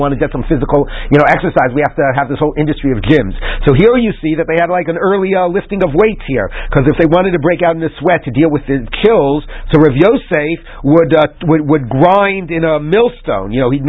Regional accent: Washington, District of Columbia, United States; was growing up in Washington, D.C., 30 years ago, we had a problem like that with a restaurant.

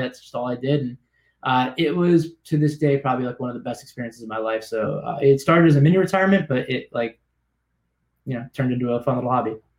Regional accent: South Florida, United States; also born or lived in Gloucester, Massachusetts; I grew up in South Florida

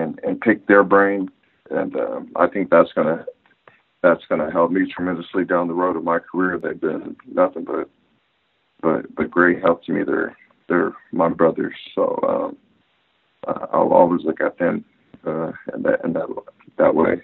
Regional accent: San Diego, California, United States; moved away as an adult; also born or lived in Oklahoma; We're all from San Diego

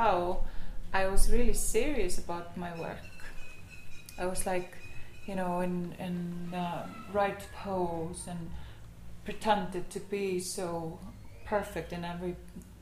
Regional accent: Iceland; I'm from Iceland.

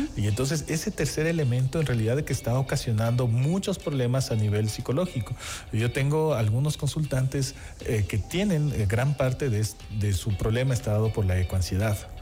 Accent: Ecuador; esta relación que tenemos con el sol

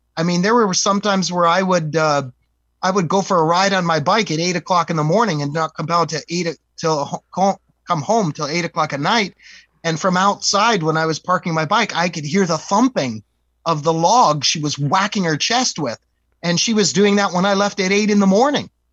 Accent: East Coast, United States; we're from the East Coast

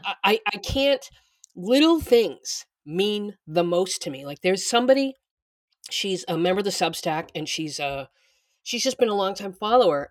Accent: Boston, Massachusetts, United States; moved away; I'm from Boston

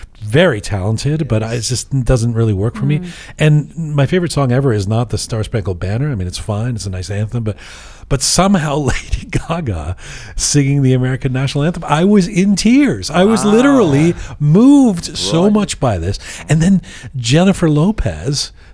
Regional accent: Canada; as a Canadian

